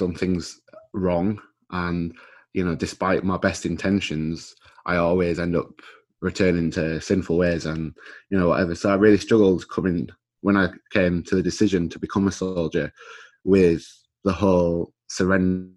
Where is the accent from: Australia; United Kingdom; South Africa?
United Kingdom; Scarborough, Yorkshire and the Humber; I'm from Scarborough. I was born and raised in Scarborough.